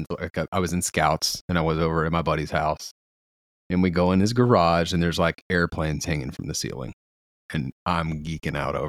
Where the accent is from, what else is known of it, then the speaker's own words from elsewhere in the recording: Paris, Texas, United States; I was born in like the suburbs in Paris, Texas, which is a farming town, farming community